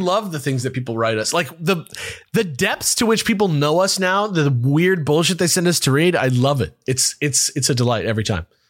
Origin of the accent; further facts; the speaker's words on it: United States; as an American